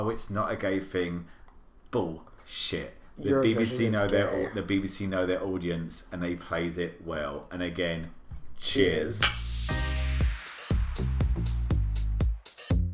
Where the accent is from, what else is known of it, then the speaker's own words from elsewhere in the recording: United Kingdom; as a Brit